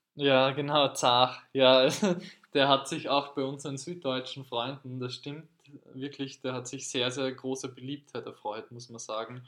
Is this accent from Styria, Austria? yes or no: no; Carinthia, Austria; now in Vienna, Austria; in Kärnten, wo ich aufgewachsen bin